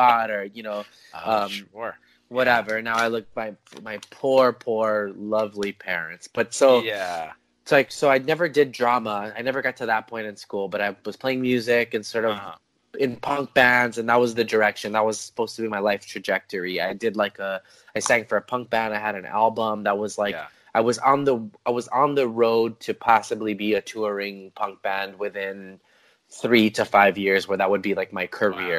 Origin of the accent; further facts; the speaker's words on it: Los Angeles, California, United States; I'm from Frogtown, which is in Northeast LA.